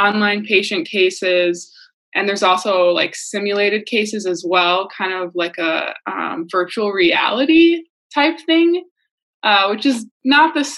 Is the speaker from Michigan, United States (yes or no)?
yes; Muskegon, Michigan, United States; moved away as an adult; now in Minnesota, United States; I'm from Muskegon, Michigan